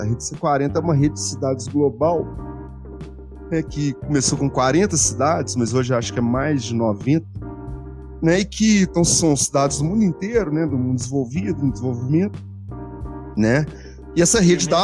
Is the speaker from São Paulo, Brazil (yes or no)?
no; Belo Horizonte, Minas Gerais, Brazil; eu sou de Belo Horizonte